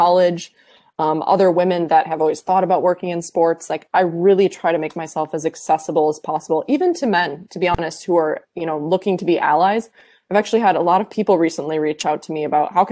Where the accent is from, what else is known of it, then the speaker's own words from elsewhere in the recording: Iowa, United States; I'm a kid from Iowa